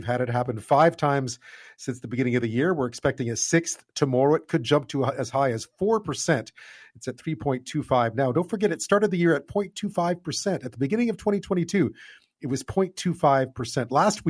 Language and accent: English; Montreal, Quebec, Canada; I was watching that game in Montreal. That's where I grew up.